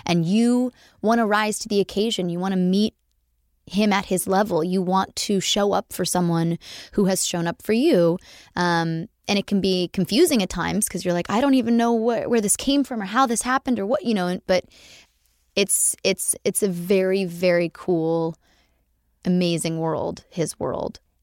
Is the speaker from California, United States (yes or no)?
yes; Los Angeles, California, United States; accent: Valley Girl; I'm from, born and raised in the Valley, and I do my best to hide that accent